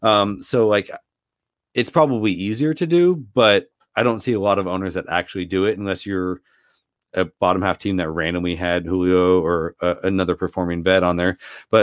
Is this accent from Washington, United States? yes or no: yes; Seattle, Washington, United States; So I grew up in Seattle. Gary Payton and Sean Kemp in the mid 90s, like that was just a lot of fun to watch.